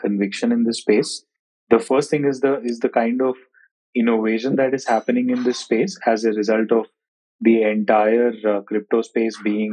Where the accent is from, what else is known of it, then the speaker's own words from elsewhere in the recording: India; also born or lived in Bangalore; I hail from India, currently living in Bangalore.